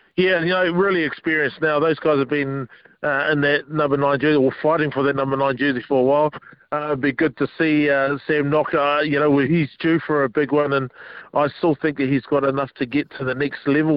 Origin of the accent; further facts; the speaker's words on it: Wellington, New Zealand; moved away; also born or lived in Auckland; my hometown in Wellington